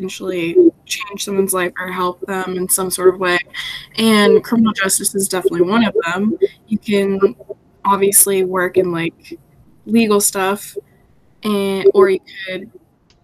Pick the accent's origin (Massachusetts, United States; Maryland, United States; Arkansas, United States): Massachusetts, United States; Attleboro; I'm born and raised in Attleboro